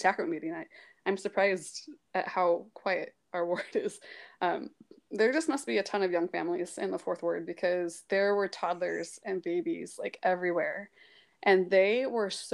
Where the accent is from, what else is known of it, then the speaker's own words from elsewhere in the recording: St. Louis, Missouri, United States; moved away as an adult; also born or lived in American Fork, Utah / Pleasant Grove, Utah / Provo, Utah / Zimbabwe; I grew up in St. Louis, Missouri